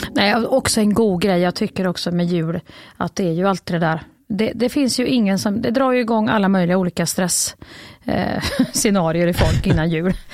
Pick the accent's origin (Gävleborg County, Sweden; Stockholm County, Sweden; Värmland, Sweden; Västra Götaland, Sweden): Värmland, Sweden; moved away; jag är en riktig jävla Värmlandsjänta från början